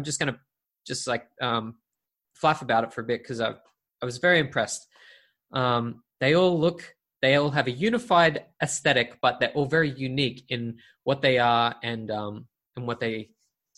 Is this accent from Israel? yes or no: no; Brisbane, Queensland, Australia; in Brisbane, in my hometown